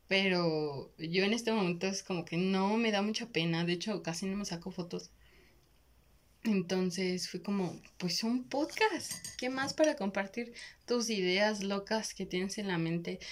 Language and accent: Spanish; Mexico; somos de México